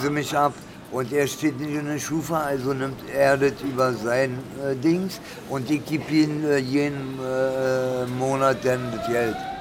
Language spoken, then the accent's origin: German; Berlin, Germany; also born or lived in Italy; Wir sind beide aus Berlin, wir sind richtige Berliner